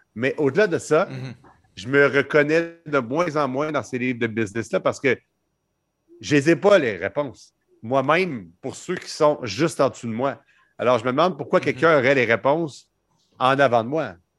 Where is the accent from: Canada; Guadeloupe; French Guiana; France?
Canada; je suis pas belge. Moi, je suis canadien